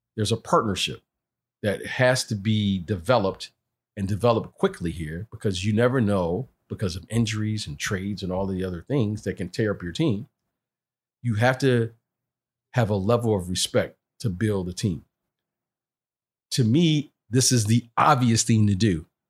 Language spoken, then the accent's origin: English; Detroit, Michigan, United States; when I was from Detroit, some of the guys would come over to my house. My mom would cook